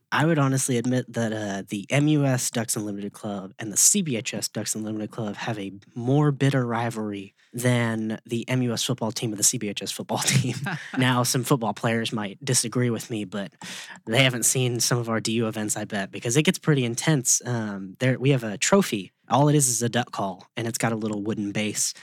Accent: Memphis, Tennessee, United States; I've been in Memphis since I was born here

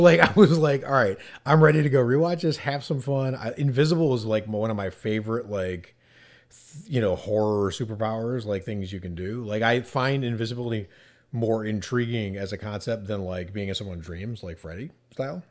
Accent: New England, United States; I'm from New England

